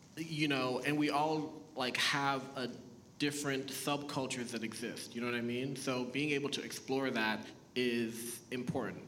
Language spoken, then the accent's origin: English; Boston, Massachusetts, United States; first language Haitian Creole; English is a second language; also born or lived in Haiti; I was born in Haiti, um, moved to the States when I was four. We moved to Boston, Massachusetts